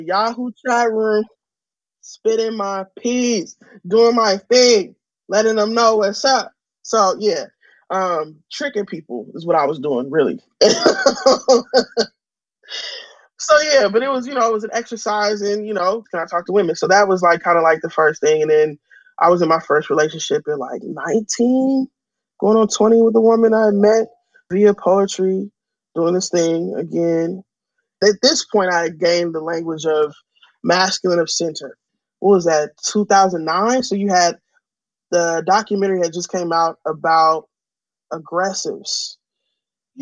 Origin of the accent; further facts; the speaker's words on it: San Francisco, California, United States; growing up in San Francisco